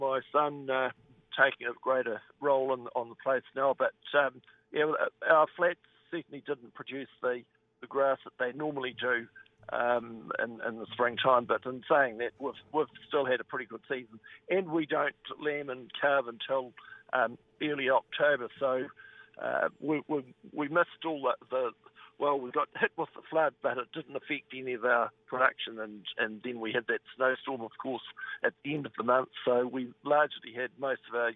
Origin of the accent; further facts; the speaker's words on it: Western Southland, New Zealand; I was born and bred in Western Southland over near Tuatapu.